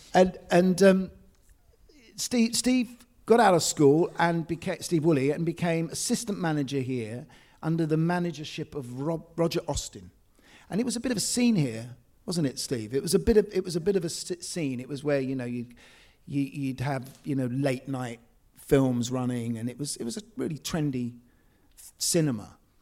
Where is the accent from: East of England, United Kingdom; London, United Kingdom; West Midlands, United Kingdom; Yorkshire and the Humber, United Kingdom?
London, United Kingdom; I grew up in Essex Road, uh, which is just parallel to this street here.